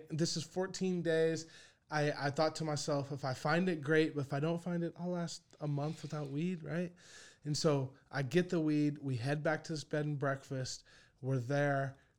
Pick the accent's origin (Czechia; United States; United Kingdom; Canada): United States; I'm from the States.